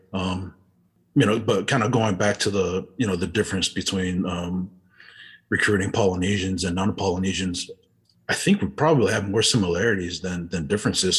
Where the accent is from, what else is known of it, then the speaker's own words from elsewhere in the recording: Euless, Texas, United States; also born or lived in Utah; growing up in Euless, you know, we actually lived in these uh, low income apartments